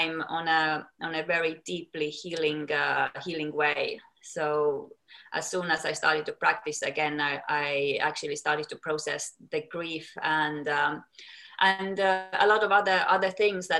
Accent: Estonia; moved away as an adult; also born or lived in United States; now in London, United Kingdom; Then I moved back to Estonia, my home country where I'm from

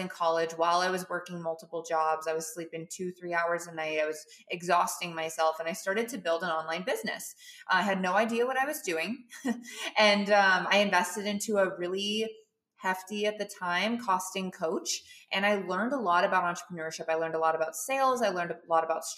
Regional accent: Montana, United States; moved away as an adult; also born or lived in San Diego, California / Colorado; now in Austin, United States; I'm from Montana, not a cow town, but just as close as you can possibly get

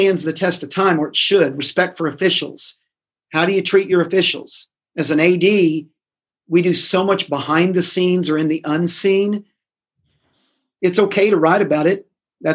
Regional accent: Indiana, United States; now in Tennessee, United States; I grew up in Indiana. Indiana's basketball crazy and all about sports.

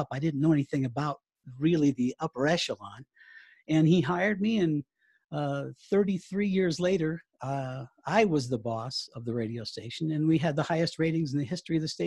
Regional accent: Colorado, United States; also born or lived in Charleston, South Carolina; I was born in Charleston, South Carolina. Um, my father is uh, was a retired Navy man, spent 20 years in the U.S. Navy and we traveled around the country, but I ended up out here in Colorado.

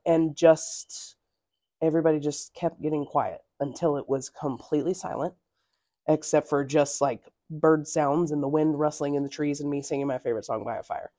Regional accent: North Carolina, United States; I'm from North Carolina

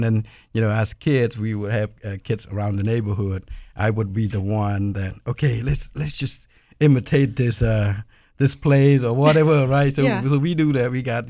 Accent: Cambodia; moved away; I'm from Cambodia.

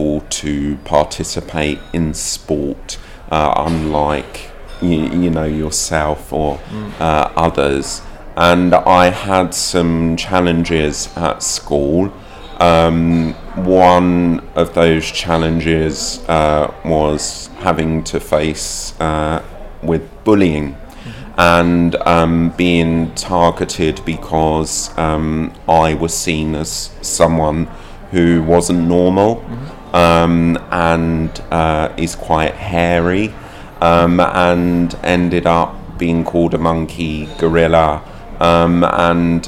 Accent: Bedford, East of England, United Kingdom; also born or lived in London; I was born in London. I grew up in London, and I left London when I was about six. And then I moved up to Bedford. And ever since then, I've been living in Bedford.

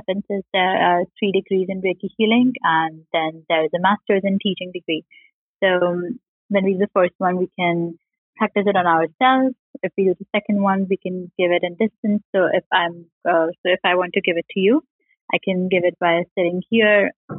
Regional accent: Indore, Madhya Pradesh, India; I'm from a Hindu family in India. I was born in Indore. It's a capital city in the state of Madhya Pradesh.

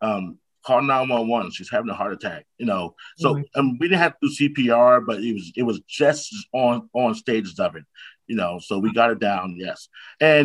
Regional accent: North New Jersey, United States; also born or lived in Irvington, New Jersey; born and raised in North New Jersey

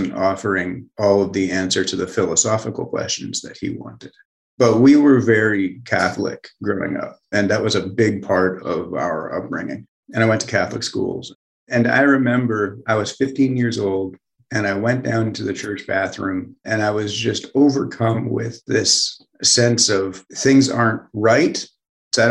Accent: London, Ontario, Canada; moved away as an adult; also born or lived in Montreal, Quebec, Canada / New York; I grew up in a place called London, Ontario, Canada, and I was born in Montreal.

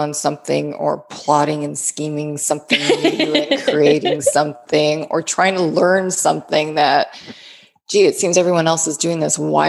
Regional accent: Canada; moved away as an adult; now in United States; I moved here from Canada about 16 years ago to live in the South and enjoy the warmer weather

